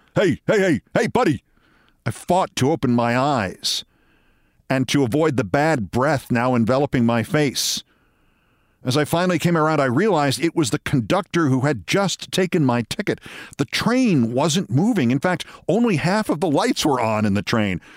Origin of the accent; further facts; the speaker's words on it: Hastings-on-Hudson, New York, United States; the pharmacy in my hometown of Hastings on Hudson, New York